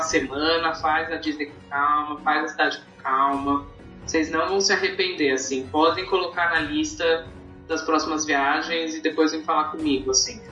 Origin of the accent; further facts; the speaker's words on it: Brazil; a gente sendo brasileiro